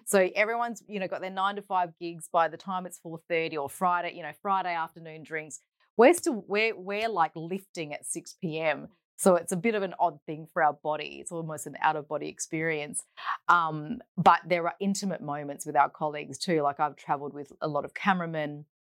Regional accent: Perth, Western Australia, Australia; Born and bred in Perth, um, and we grew up in the suburb of Hammersley, so in the north

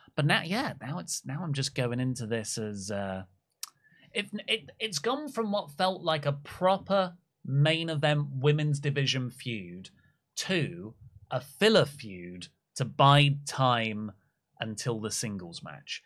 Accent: Wales, United Kingdom; My home country of Wales

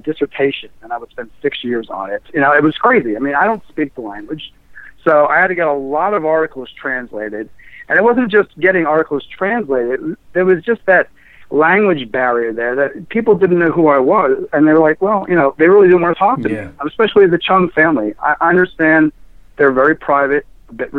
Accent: New York City, New York, United States; I grew up in New York City and in the 70s

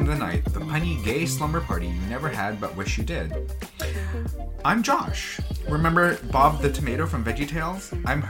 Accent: Vancouver, British Columbia, Canada; I'm a Filipino person from Vancouver, Canada.

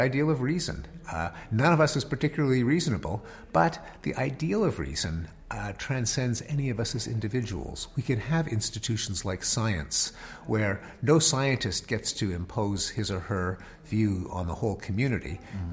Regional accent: United States

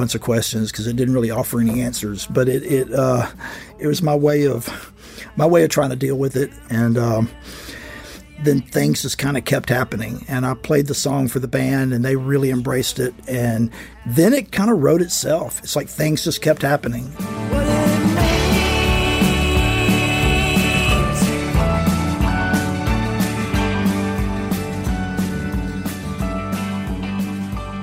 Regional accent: Alabama, United States; born or raised there; moved away

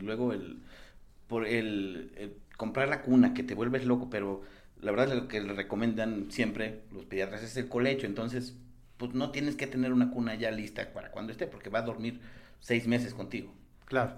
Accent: San Luis Potosí, Mexico; now in Mexico City, Mexico; Yo soy de San Luis.

